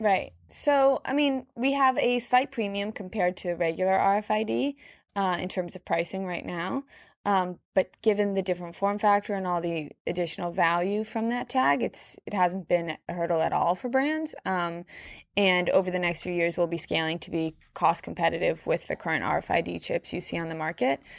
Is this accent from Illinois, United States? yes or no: no; New York, United States; I'm born and raised in New York. I live here now